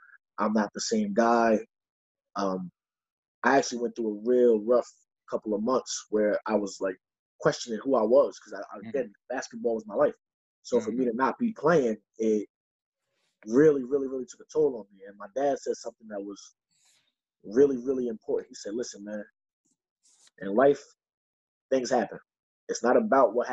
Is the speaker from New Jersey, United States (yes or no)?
yes; Neptune, New Jersey, United States; I'm from Neptune, New Jersey